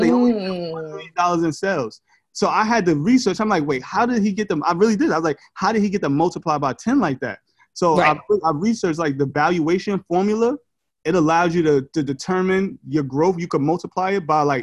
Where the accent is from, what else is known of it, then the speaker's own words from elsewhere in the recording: New York City, New York, United States; I'm from Brooklyn.